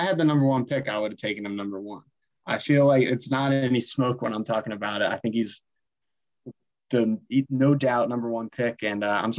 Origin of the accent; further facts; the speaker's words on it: New York, United States; My first memory is in that I'm from New York. It just all makes sense.